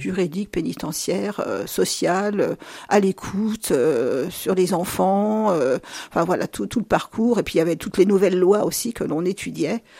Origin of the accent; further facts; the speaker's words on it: Luzy, Bourgogne-Franche-Comté, France; je suis née dans la Nièvre, à Luzy en 1958